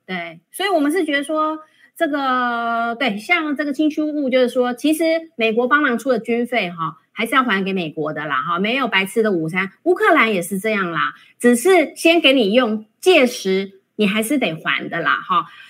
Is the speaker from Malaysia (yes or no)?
no; Taiwan; 我们身为台湾人